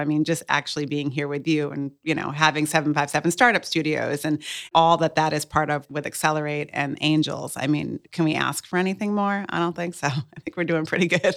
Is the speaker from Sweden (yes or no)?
no; Cape Cod, Massachusetts, United States; also born or lived in Boston, Massachusetts; now in Hampton Roads, United States; I was born and raised on Cape Cod. Well, I was born in Boston, but raised in Cape Cod